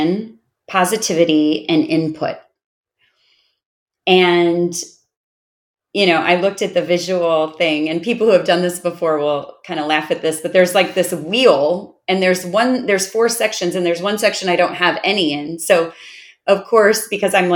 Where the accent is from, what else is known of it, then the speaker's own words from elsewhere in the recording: Chicago, Illinois, United States; moved away as an adult; now in Austin, United States; I live in Austin, but I'm from Chicago because I've lived there for 45 years